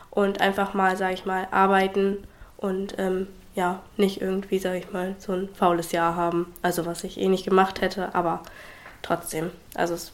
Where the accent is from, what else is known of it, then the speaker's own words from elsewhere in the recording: Habstedt, Germany; ich bin 20 Jahre alt, ich komme aus Habstedt, aus dem wunderschönen Habstedt.